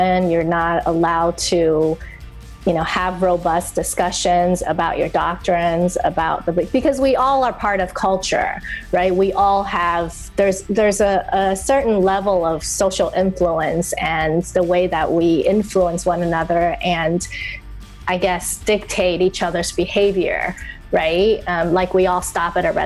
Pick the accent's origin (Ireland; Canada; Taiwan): Taiwan; English is a second language; I grew up in Taiwan and I didn't actually learn English until I was 10 years old.